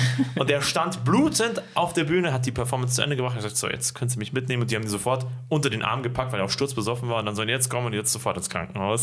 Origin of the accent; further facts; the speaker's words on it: Ismaning, Bavaria, Germany; now in Bad Aibling, Germany; meinem Heimatort